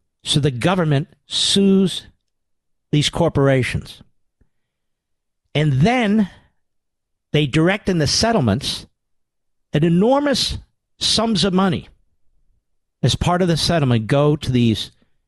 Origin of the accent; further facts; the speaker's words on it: Pennsylvania, United States; I'm from Pennsylvania. We're in New Jersey for the summer.